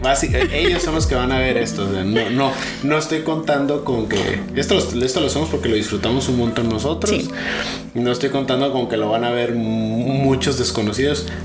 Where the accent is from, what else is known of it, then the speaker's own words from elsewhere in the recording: Sonora, Mexico; also born or lived in Jalisco; now in Monterrey, Mexico; Yo nací en, Jalisco, pero me crié realmente en Sonora. A los seis años me fui a Sonora.